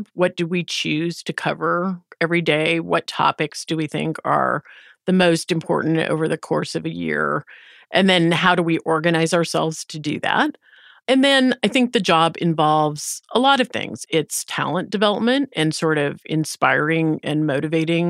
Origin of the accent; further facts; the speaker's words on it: the Midwest of the United States, United States; I grew up in the Midwest of the United